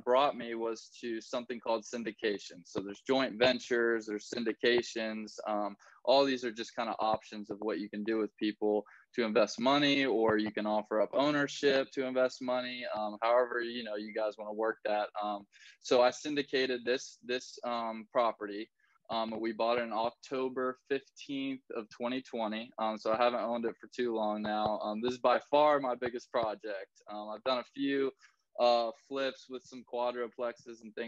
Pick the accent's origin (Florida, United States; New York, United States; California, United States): Florida, United States; Tallahassee; also born or lived in Gainesville, Florida; I was actually born in Gainesville, so I moved when I was about 2 or 3 to Tallahassee. So I was almost born and raised in Tallahassee